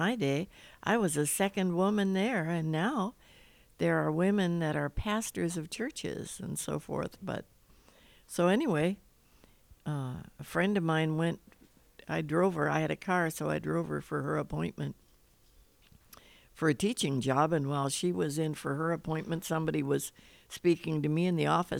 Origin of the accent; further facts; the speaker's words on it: Chicago, Illinois, United States; moved away as an adult; also born or lived in Minnesota / Modesto, California / Spain; now in California, United States; I was born in Minnesota, but I grew up in the Chicago area